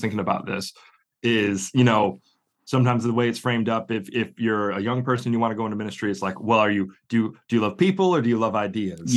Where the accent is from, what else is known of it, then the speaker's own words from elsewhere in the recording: northwest suburbs of Chicago, Illinois, United States; moved away as an adult; now in Oxford, United Kingdom; I'm originally from the northwest suburbs of Chicago